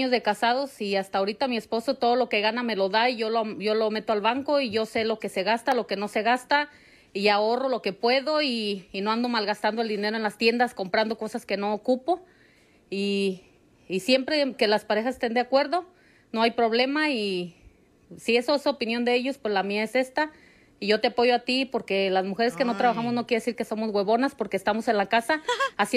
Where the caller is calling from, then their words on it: Guanajuato, Mexico; de Guanajuato